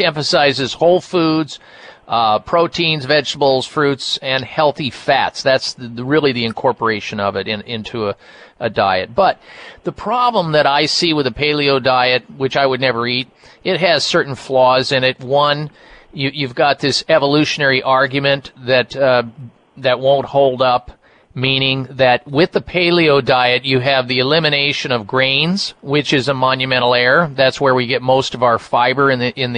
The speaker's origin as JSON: {"language": "English", "region": "Midwest", "country": "United States", "tie": "born or raised there", "said": "I grew up in the Midwest"}